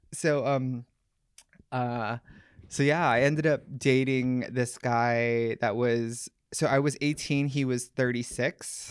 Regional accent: Oahu, Hawaii, United States; I grew up in Hawaii. Um, I grew up in Oahu, of all small places.

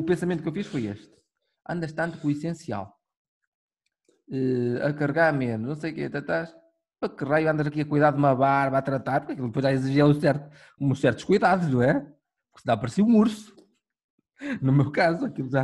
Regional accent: Minho, Norte, Portugal; nós somos do, do Minho

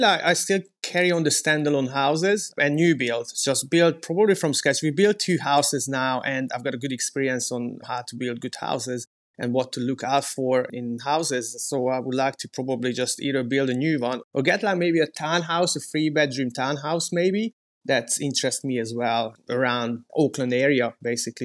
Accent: Hungary; moved away as an adult; also born or lived in Scotland / New Zealand; now in Queenstown, New Zealand; I'm originally from Hungary

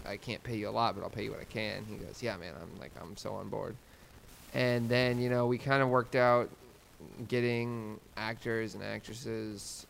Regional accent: Oklahoma, United States; now in New York, United States; I'm from Oklahoma, um, and now I'm now I'm in New York

